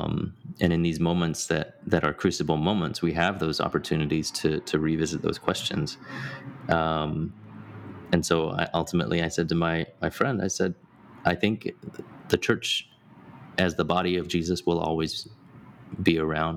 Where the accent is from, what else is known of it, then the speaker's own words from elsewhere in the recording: Hong Kong; also born or lived in United Kingdom; now in United States; I didn't grow up in the U.S. I grew up overseas. I was born in Hong Kong. I spent my, you know, almost a decade in the U.K.